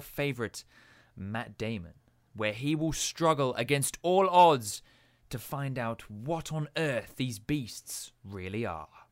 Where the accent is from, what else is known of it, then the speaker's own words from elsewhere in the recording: England, United Kingdom; moved away; being the English kid